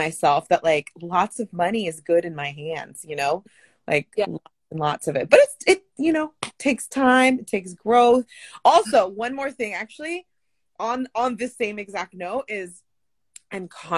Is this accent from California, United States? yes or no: yes; San Francisco, California, United States; I'm actually from the Bay Area. I was born in San Francisco, but ooh, both my parents are Guatemalan.